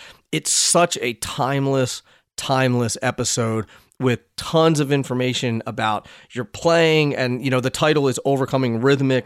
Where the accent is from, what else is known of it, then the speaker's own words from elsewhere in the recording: Pennsylvania, United States; moved away; also born or lived in Hoboken, New Jersey; I'm from Pennsylvania